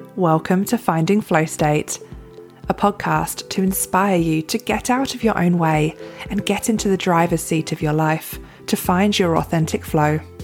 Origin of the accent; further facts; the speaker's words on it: England, United Kingdom; I was born in England, the middle class family.